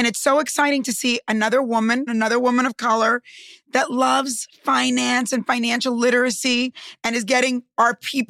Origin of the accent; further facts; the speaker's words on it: Cuba; my parents lost everything. We came from Cuba and we lost everything.